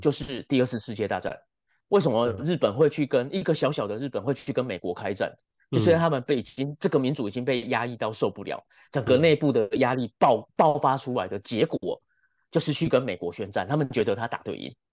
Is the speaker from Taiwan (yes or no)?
yes; Taiwan; 我们台湾人